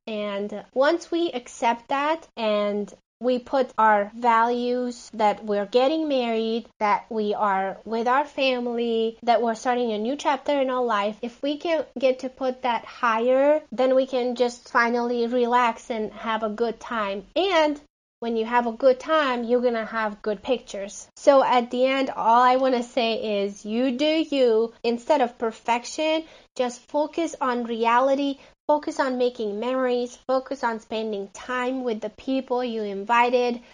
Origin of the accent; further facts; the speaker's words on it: Hungary; now in Phoenix, United States; I live in Phoenix, Arizona, uh, but I'm originally from Hungary